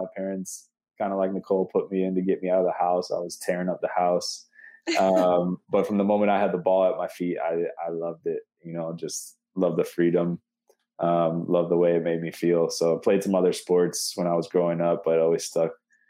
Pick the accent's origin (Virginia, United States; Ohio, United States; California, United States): Ohio, United States; Cleveland; I grew up in Cleveland, Ohio. We always lived on like the city border because my dad was a policeman for the city of Cleveland.